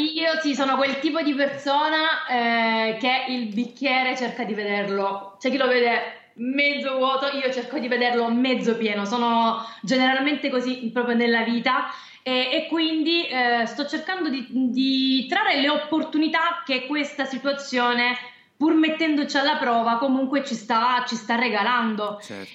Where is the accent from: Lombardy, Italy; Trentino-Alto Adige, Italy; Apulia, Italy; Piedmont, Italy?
Apulia, Italy; Trepuzzi; io sono però salentina, ehm, vengo da Trepuzzi, è un paesino in provincia di Lecce